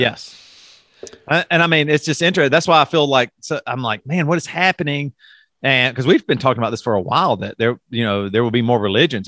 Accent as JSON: {"language": "English", "region": "South Carolina", "country": "United States", "tie": "born or raised there", "said": "I grew up in South Carolina"}